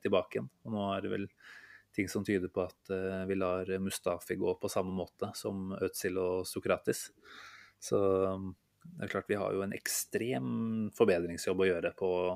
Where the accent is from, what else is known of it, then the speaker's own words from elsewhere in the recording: Norway; vi som nordmenn